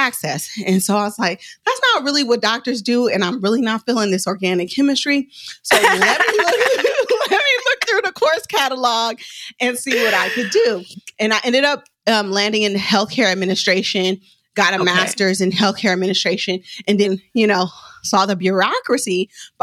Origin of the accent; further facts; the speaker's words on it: Oakland, California, United States; I'm from West Oakland.